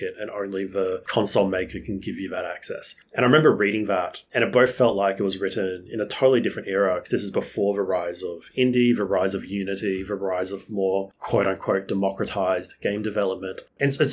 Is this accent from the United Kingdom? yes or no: no; Australia; as like an Australian